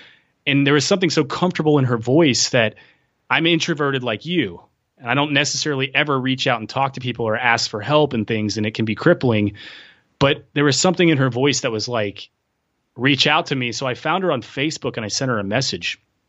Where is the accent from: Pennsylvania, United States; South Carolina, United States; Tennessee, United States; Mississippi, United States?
Tennessee, United States; I'm from Tennessee.